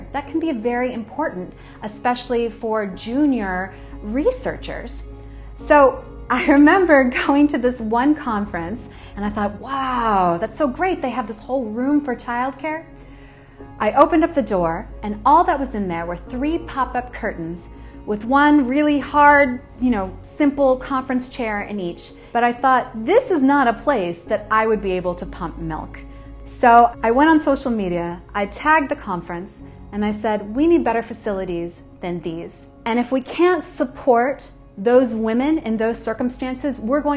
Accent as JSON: {"language": "English", "country": "United States", "said": "But yo soy Chicana, I'm Mexican American, and my family is very proud of their culture"}